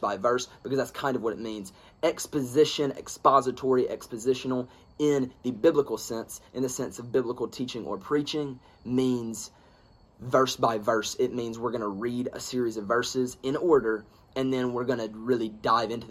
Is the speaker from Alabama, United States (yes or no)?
yes; Alabama, United States; I am from Alabama